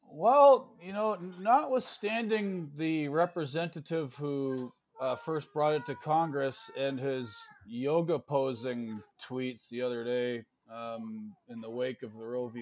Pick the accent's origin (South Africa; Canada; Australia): Canada; moved away as an adult; also born or lived in New York State, United States; now in New York, United States; I'm Canadian, but uh, full disclosure, I live in the United States now. My wife's American